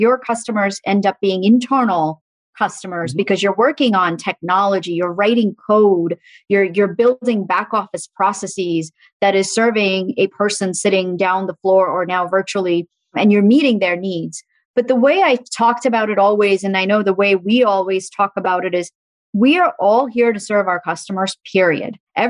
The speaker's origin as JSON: {"language": "English", "region": "Dubai", "country": "United Arab Emirates", "tie": "born or raised there", "also_born_or_lived": "Muscat, Oman", "said": "And so we lived in Muscat, Oman for a little bit, and then we moved to Dubai. And so I grew up in the Middle East, and Dubai is a beautiful, beautiful city."}